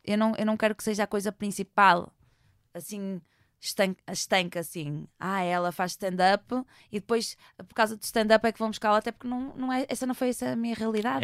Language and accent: Portuguese; Porto, Norte, Portugal; eu sou de Porto.